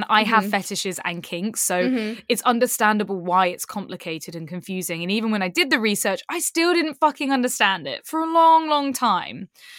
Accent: Kingston upon Thames, London, United Kingdom; This is in my hometown in Kingston in southwest London.

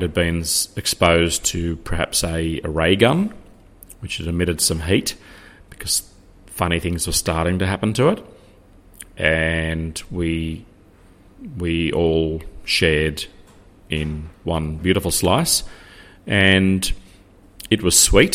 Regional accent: Australia; being Australian

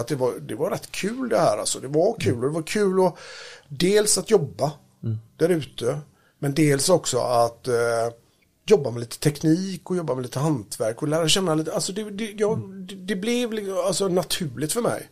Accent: Gothenburg, Västra Götaland, Sweden; Uppväxten i Göteborg. Och för att vara mer exakt så är jag uppvuxen då i Kortedala som är då en förort i den nordöstra delen av Göteborg

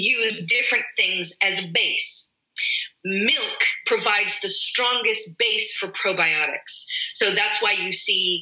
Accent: United States; I'm American.

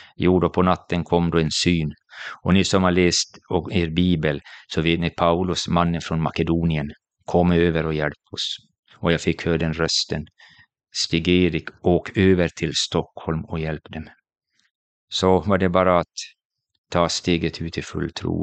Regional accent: Jakobstad, Ostrobothnia, Finland; jag är född i Finland, i Jakobstad, en liten stad vid västkusten

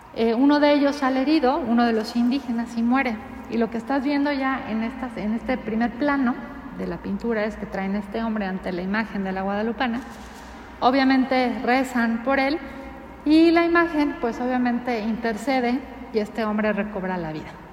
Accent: Mexico; nuestra identidad como mexicanos

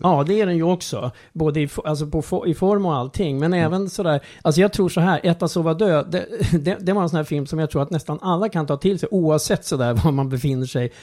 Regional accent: Strängnäs, Södermanland, Sweden; min uppväxtstad Strängnäs

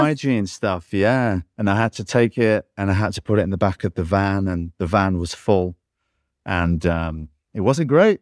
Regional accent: England, United Kingdom; I'm English

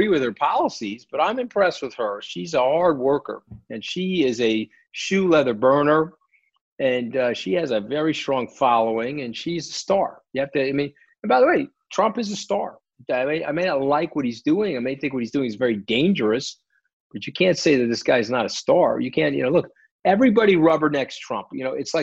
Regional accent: New York, United States; I'm a New Yorker

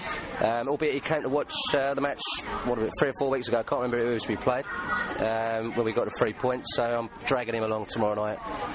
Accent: Essex, East of England, United Kingdom; moved away; The family originate from Plaistow, having sort of moved out to Essex, where I was brought up in the 80s.

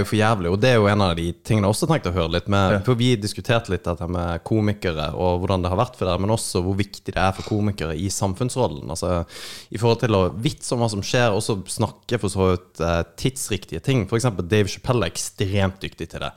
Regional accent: Kristiansand, Agder, Norway; i Kristiansand, der jeg er fra

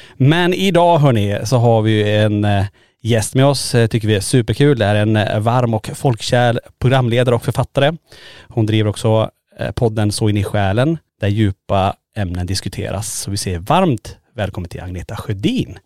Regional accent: Kiruna, Norrbotten County, Sweden; vi är födda och uppvuxna i Kiruna

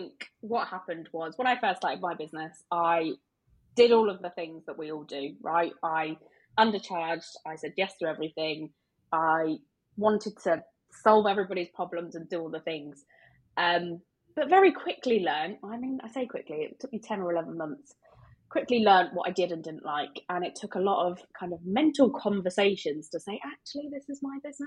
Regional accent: United Kingdom; we're British

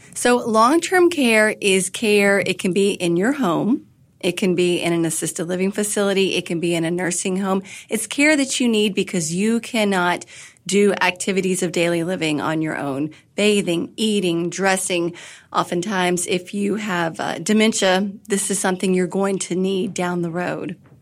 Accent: Kentucky, United States; moved away as an adult; also born or lived in Washington, D.C.; I had moved back from Washington, D.C. to my home state of Kentucky.

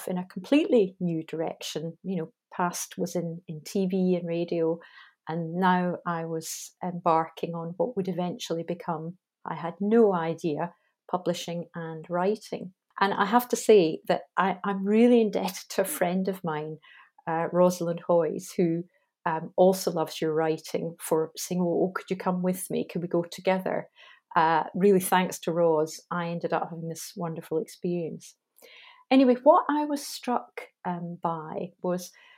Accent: Scotland, United Kingdom; I'm Scottish.

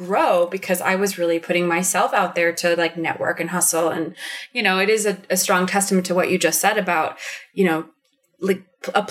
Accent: Chicago, Illinois, United States; I'm from Chicago

